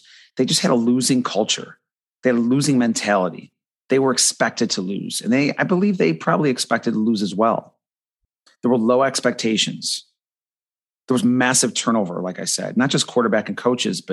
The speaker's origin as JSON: {"language": "English", "town": "Buffalo", "region": "New York", "country": "United States", "tie": "born or raised there", "moved": "yes", "lives_now": "Florida, United States", "said": "I grew up in Buffalo, New York"}